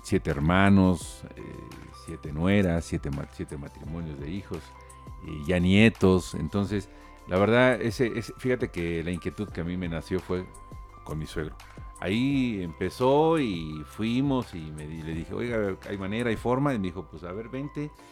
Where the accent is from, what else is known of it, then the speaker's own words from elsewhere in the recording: Tulancingo, Hidalgo, Mexico; Todos venimos de Tulancingo